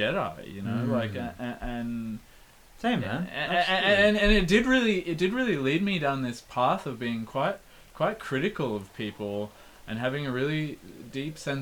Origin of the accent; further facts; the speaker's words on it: Canberra, Australian Capital Territory, Australia; growing up in Canberra